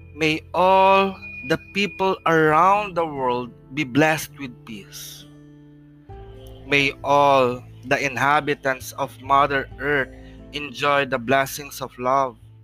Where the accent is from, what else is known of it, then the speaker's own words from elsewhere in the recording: Philippines; the Philippines, my hometown